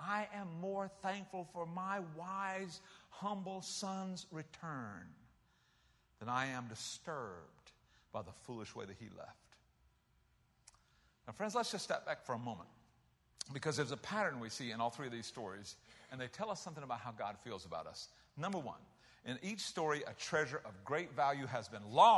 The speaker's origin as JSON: {"language": "English", "region": "South Carolina", "country": "United States", "moved": "yes", "said": "I was from South Carolina."}